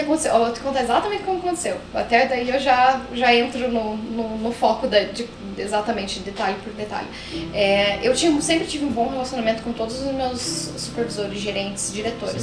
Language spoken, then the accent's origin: Portuguese; Curitiba, Paraná, Brazil; moved away as an adult; now in Toronto, Canada; Mesmo sendo curitibana